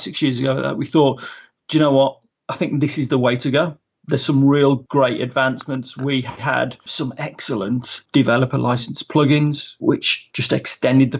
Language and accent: English; Wolverhampton, West Midlands, United Kingdom; I'm from Wolverhampton, sunny Wolverhampton, the heart of the Black Country